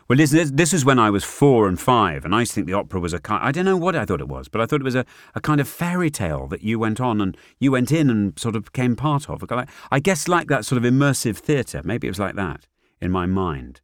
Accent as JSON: {"language": "English", "area": "Northumberland", "region": "North East England", "country": "United Kingdom", "tie": "born or raised there", "said": "I grew up in Northumberland"}